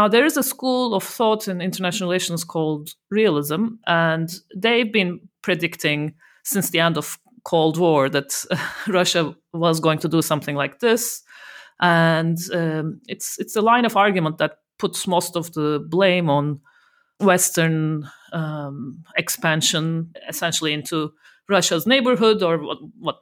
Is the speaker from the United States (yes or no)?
no; Turkey; moved away; I'm originally from Turkey